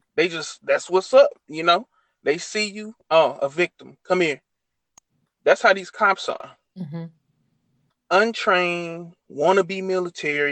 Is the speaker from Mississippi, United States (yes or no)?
yes; Mississippi, United States; I'm from Mississippi